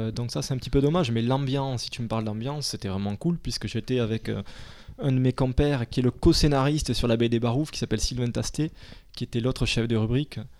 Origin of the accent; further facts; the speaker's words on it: Castres, Occitania, France; now in Paris, France; je suis de de Toulouse, à côté de Toulouse, de Castres